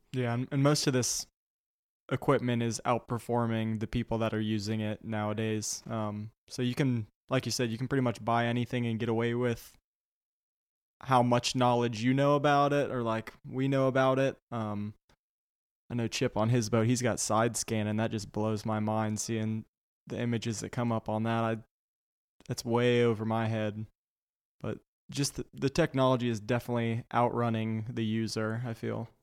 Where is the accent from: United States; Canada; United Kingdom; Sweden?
United States; East Coast of Florida; I'm from the East Coast of Florida, so it's mangrove fishing